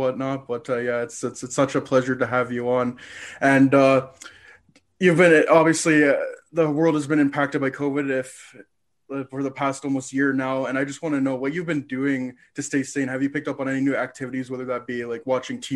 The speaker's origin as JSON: {"language": "English", "country": "Canada", "said": "I'm the Canadian here"}